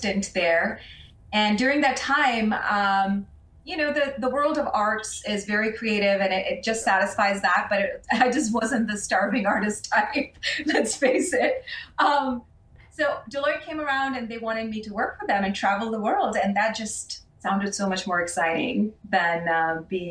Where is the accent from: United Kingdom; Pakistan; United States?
Pakistan; moved away; when I was a kid growing up in Pakistan